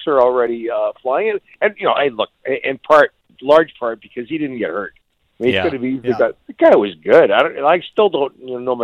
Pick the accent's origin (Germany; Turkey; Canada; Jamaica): Canada